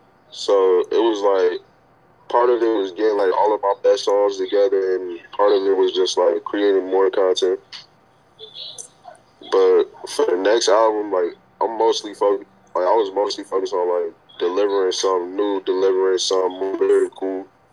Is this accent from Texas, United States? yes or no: no; New York, United States; accent: mixed New York and Southern; because I'm from New York and I'm from down south, like, I sort of mixed it up. Because, like, a lot of people, like, even when I talk, like, some people will say, like, yeah, accent is, like, mixed up.